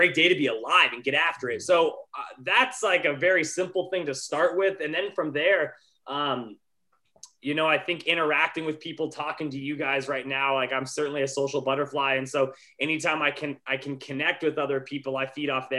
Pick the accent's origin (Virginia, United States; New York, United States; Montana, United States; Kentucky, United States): Montana, United States; also born or lived in Colorado; now in Los Angeles, United States; I'm originally from Montana, so I grew up as a competitive skier